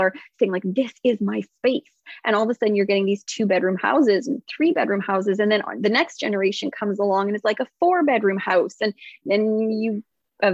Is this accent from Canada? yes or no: yes; Canada; I'm not from America, I'm from Canada